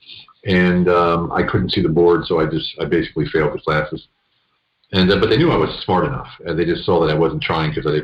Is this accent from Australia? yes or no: no; central Pennsylvania, United States; moved away as an adult; also born or lived in Budapest, Hungary; now in Hungary; I grew up in central Pennsylvania